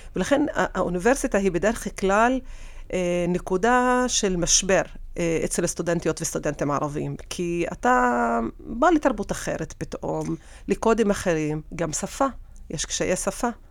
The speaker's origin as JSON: {"language": "Hebrew", "town": "Tira", "region": "Central District", "country": "Israel", "tie": "born or raised there", "said": "תושבת טירה. האמת שנולדתי בטירה ואני עד, עד עכשיו, אה, גרה בטירה"}